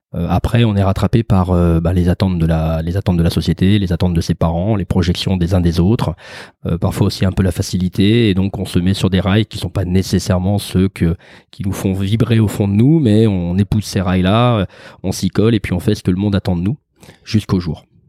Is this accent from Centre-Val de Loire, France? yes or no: no; Lyon, Auvergne-Rhône-Alpes, France; moved away as an adult; also born or lived in Paris / Perpignan; now in Aix-en-Provence, France; je suis un vrai gonne puisque j'ai grandi à Lyon, que je suis né dans le quartier dans le quartier des, des Brotteaux